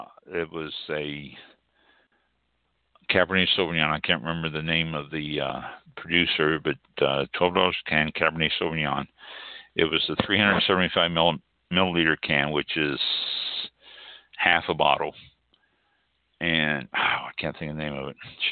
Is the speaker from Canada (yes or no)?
no; United Kingdom; Janice, probably, because I'm British, you know.